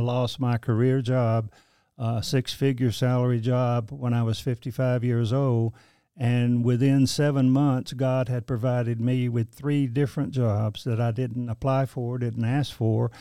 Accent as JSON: {"language": "English", "town": "Kinston", "region": "North Carolina", "country": "United States", "tie": "born or raised there", "also_born_or_lived": "Baltimore, Maryland / Wilmington, North Carolina / Greensboro, North Carolina", "moved": "as an adult", "lives_now": "Nashville, United States", "said": "my hometown in Lenore County, Kinston, North Carolina"}